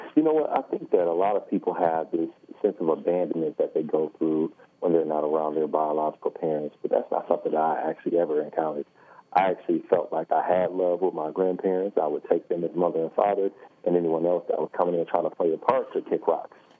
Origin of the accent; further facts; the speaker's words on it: Detroit, Michigan, United States; I was born in Detroit, born and raised in Detroit